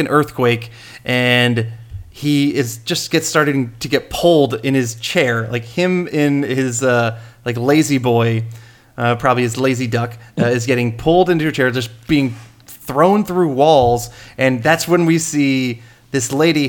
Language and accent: English; the South, United States; growing up in the South